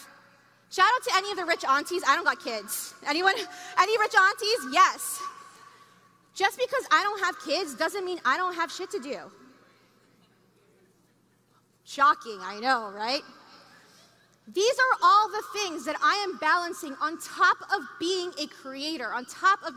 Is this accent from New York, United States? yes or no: yes; New York, United States; I'm from New York